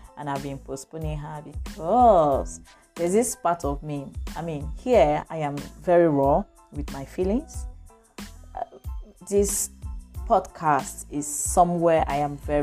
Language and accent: English; Lagos, Nigeria; I grew up in Lagos, and from one family to the other.